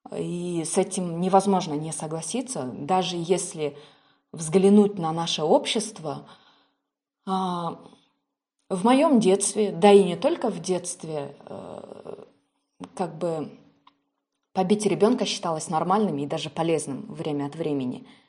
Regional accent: Kyrgyzstan; я как представитель национальности киргиз, скажем так, кыргыз

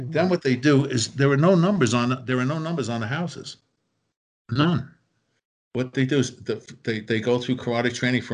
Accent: New York, United States; We're all from New York.

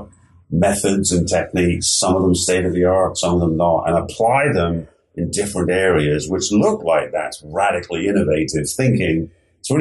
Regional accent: England, United Kingdom; moved away as an adult; now in United States; I grew up in England

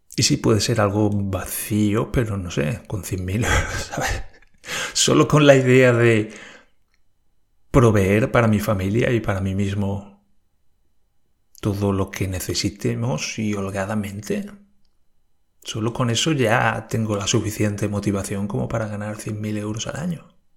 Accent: Spain; now in Germany; en España decimos

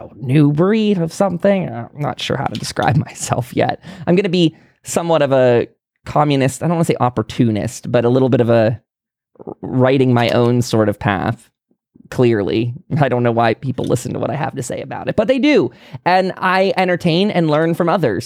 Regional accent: United States; as an American

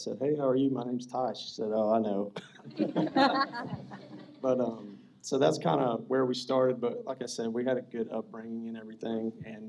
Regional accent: Bremen, United States; We both grew up in Bremen. I mean, that's not a real big story, but we grew up in Bremen, small town.

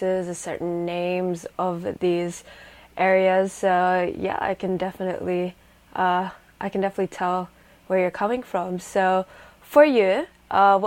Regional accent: Sydney, New South Wales, Australia; I come from Sydney, Australia, currently based in Sydney, Australia.

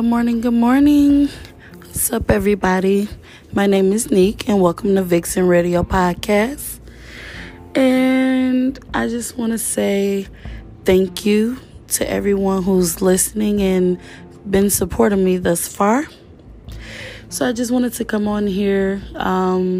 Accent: Detroit, Michigan, United States; I'm from Detroit

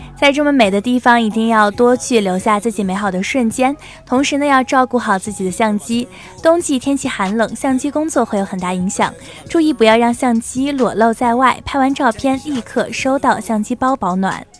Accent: southern China, China; 身在南方，其实很少能够看到下雪的时候

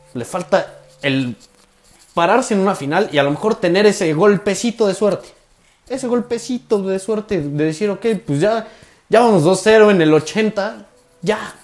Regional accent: Puebla, Mexico; somos así, el poblano es así

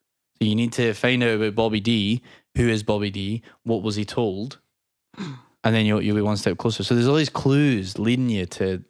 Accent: Michigan, United States; Me. I'm from Michigan.

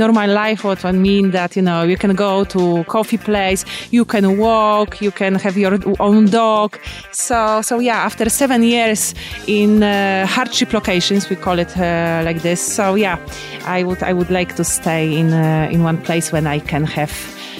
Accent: South Sudan; However, I came from South Sudan.

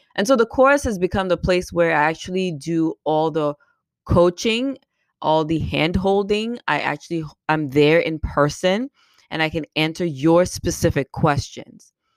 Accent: Cameroon; moved away as an adult; also born or lived in Caribbean; now in United States; I'm from Cameroon, and I was born and raised there

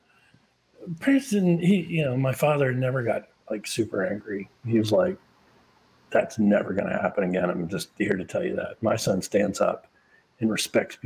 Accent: Charleston, South Carolina, United States; moved away; I grew up in Charleston, South Carolina.

